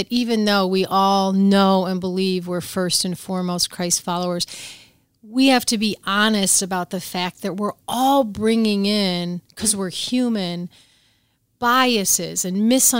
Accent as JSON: {"language": "English", "town": "Chicago", "region": "Illinois", "country": "United States", "tie": "born or raised there", "said": "I'm actually from the far south side of Chicago, raised there in the 60s when it was very racially tense."}